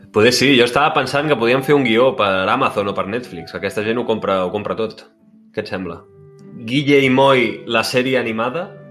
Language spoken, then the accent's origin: Catalan; Sant Jordi Desvalls, Catalonia, Spain; del meu poble Sant Jorge d'Esvals